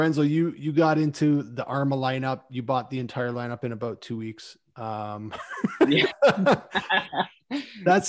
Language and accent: English; Mississauga, Ontario, Canada; I grew up in Mississauga